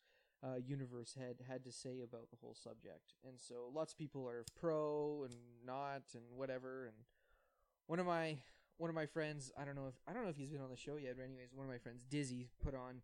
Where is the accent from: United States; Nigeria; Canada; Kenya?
Canada; I'm Canadian.